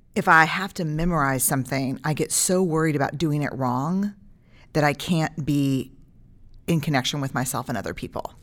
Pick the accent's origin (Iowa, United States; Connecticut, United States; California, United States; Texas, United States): Texas, United States; as a Texan.